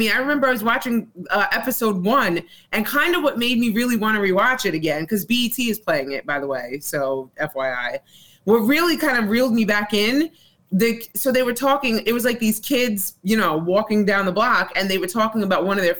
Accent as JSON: {"language": "English", "region": "New York", "country": "United States", "said": "maybe I'm biased because I'm from New York"}